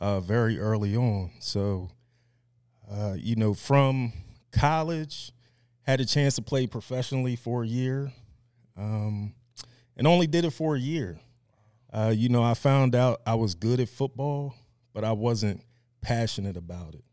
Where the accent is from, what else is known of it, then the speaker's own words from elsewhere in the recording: Media, Pennsylvania, United States; I was born and raised in Media, Pennsylvania